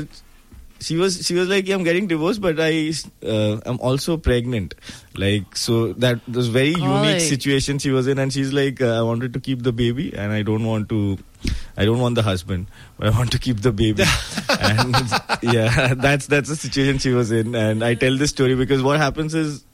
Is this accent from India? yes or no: yes; Kolkata, West Bengal, India; now in Mumbai, India; I grew up in Kolkata. I was born and brought up in Kolkata